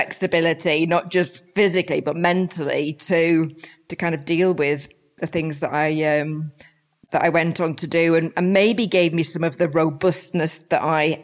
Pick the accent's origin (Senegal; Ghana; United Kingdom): United Kingdom; St Helens, North West England; moved away; as you can probably tell from my accent, I'm from the north of England, the northwest, between Liverpool and Manchester